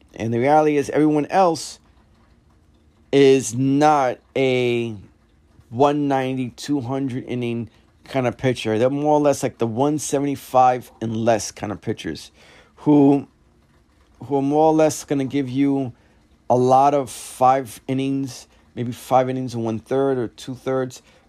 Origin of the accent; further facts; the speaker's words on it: New York, United States; being a New Yorker